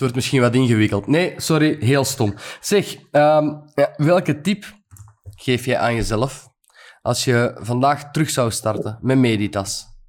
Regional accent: Antwerp area, Flanders, Belgium; Ja, van het Antwerpse, niet van Gent

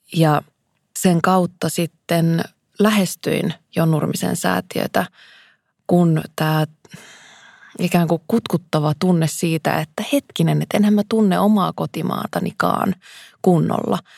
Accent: Kuusamo, North Ostrobothnia, Finland; Mä oon kasvanut Kuusamossa, Järvi-Suomessa

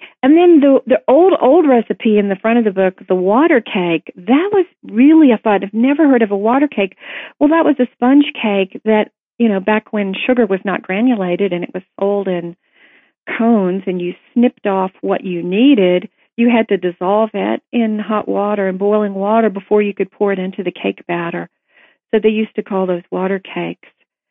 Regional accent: Tennessee, United States; I was not raised on it growing up in Tennessee

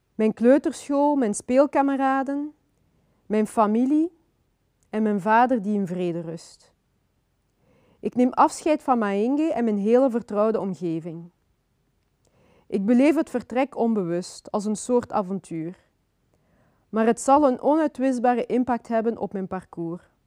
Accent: Flanders, Belgium; also born or lived in Kinshasa, Democratic Republic of the Congo; Ik ben geboren in Congo ehm, in 1984. En ik ben daarna als, op vrij jonge leeftijd eh, naar België gekomen. Ik ben hier opgegroeid.

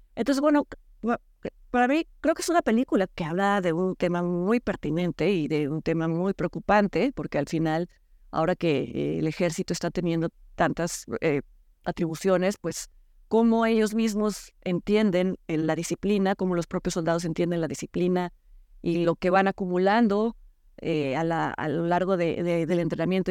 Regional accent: Mexico; nosotros como mexicanos

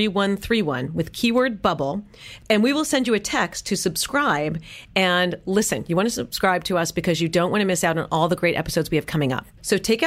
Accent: New York City, New York, United States; also born or lived in Los Angeles; now in Dallas, United States; I grew up in New York City going to art museums

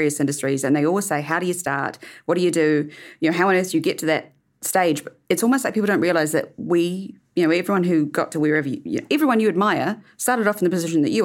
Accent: New Zealand; as Kiwi

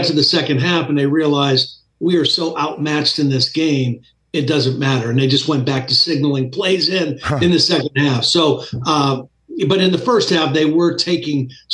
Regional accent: Ohio, United States; I'm an Ohio guy. I'm from Ohio

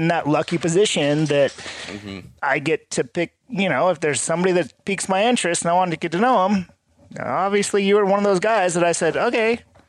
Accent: California, United States; now in Boise, United States; You know, I live in Boise. Yeah. I grew up in California, but I live in Boise now

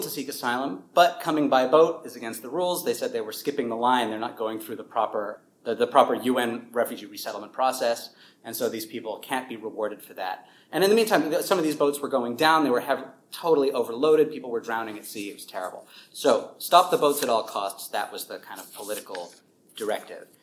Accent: New York City, New York, United States; moved away as an adult; also born or lived in Pomona, California / Jakarta, Indonesia; now in Australia; I come from the U.S. originally. I was born and raised in New York City

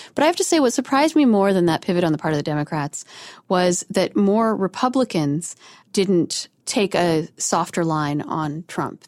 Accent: outside of Denver, Colorado, United States; where I grew up outside of Denver

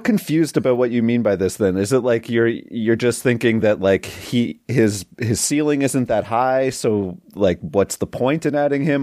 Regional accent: Canada; north of the border to my home country

